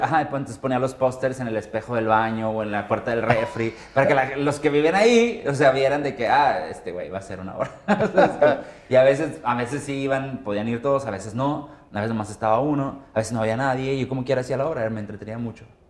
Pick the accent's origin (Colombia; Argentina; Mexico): Mexico; Monterrey, Nuevo León; soy de Monterrey